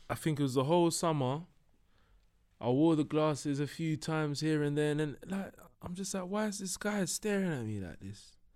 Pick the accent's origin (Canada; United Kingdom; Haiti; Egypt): United Kingdom; London; also born or lived in Broadwater Farm; I grew up in Tottenham and Hackney.